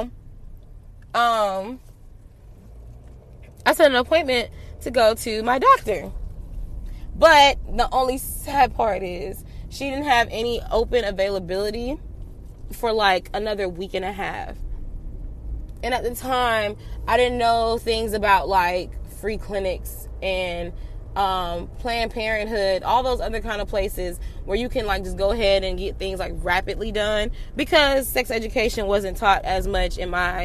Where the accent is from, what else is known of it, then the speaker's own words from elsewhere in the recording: Atlanta, Georgia, United States; I'm from Atlanta